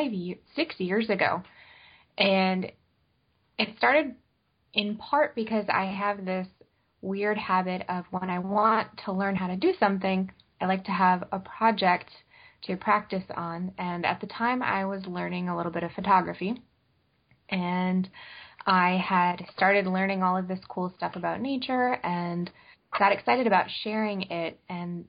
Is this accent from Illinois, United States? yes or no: yes; Northern Illinois, United States; now in Long Island, United States; I grew up in Northern Illinois